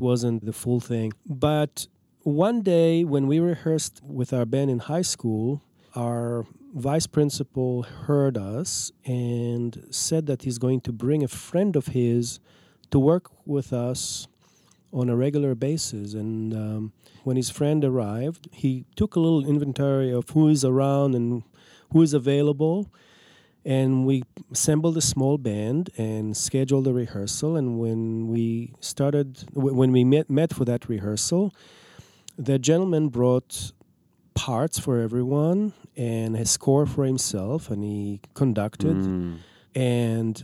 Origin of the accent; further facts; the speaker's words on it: Israel; now in Minneapolis, United States; I'm from Israel.